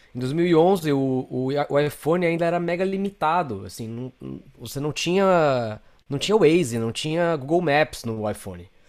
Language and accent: Portuguese; São Paulo, Brazil; moved away as an adult; now in Los Angeles, United States; eu sou, sou de São Paulo, Uh, moro aqui em Los Angeles